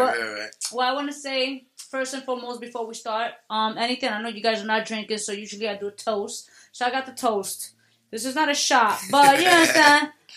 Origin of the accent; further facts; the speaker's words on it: New York City, New York, United States; where I'm from the Bronx.